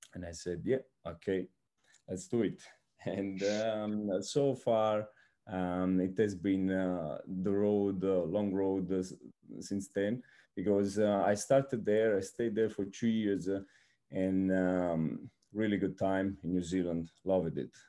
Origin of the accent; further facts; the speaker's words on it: Naples, Campania, Italy; moved away as an adult; also born or lived in Rome, Italy / Formia, Italy; now in Brazil; I am Italian and, um, so I come from Naples